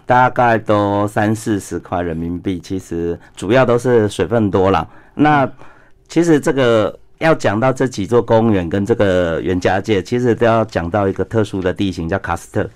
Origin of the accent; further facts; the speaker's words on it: Taiwan; 像我们台湾人